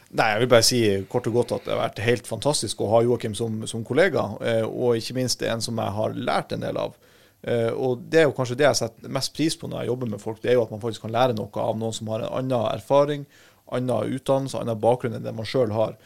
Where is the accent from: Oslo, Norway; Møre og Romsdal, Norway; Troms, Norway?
Troms, Norway; Harstad; jeg kommer fra Harstad i, i Troms og Finnmark